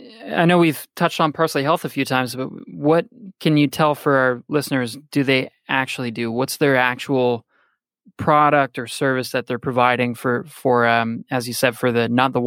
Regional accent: Canada; I'm Canadian. I come from a background as a universal healthcare system.

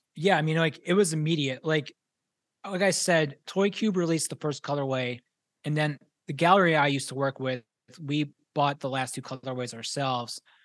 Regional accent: Pittsburgh, Pennsylvania, United States; moved away; I'm originally from Pittsburgh

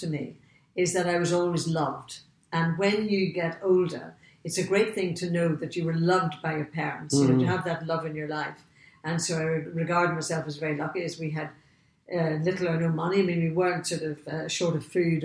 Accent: Portadown, Northern Ireland, United Kingdom; moved away as an adult; I come from the north of Ireland, a place called Portadown, which is right smack in the middle of Northern Ireland

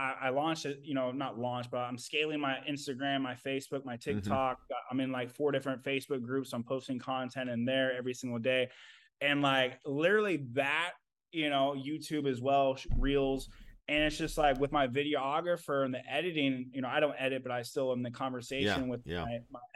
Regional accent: Kansas, United States; moved away; also born or lived in Indiana; my mom moved me away from my family that I was raised in Kansas, moved me to Indiana

